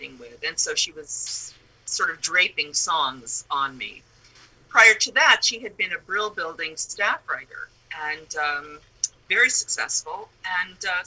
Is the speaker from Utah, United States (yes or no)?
no; New York City, New York, United States; growing up in the Bronx in Manhattan was just the perfect place to be surrounded by adventures